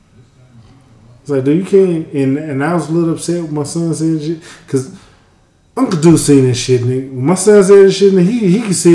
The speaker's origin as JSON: {"language": "English", "region": "Alabama", "country": "United States", "tie": "born or raised there", "accent": "southern draw", "moved": "yes", "lives_now": "Washington, United States", "said": "I'm from Alabama, man. I grew up where racism and all that shit"}